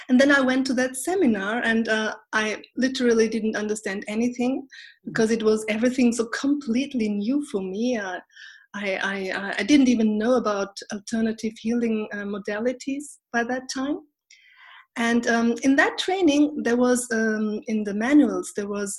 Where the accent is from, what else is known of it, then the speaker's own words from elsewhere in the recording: Austria; also born or lived in Turkey; now in Berlin, Germany; when I was a little baby, about 2 years old, my parents, God bless them, they brought me to Austria, and there I grew up.